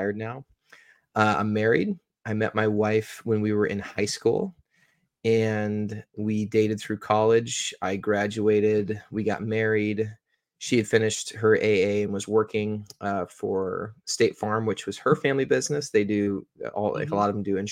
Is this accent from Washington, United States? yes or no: yes; Olympia, Washington, United States; I was born and raised in Olympia, Washington.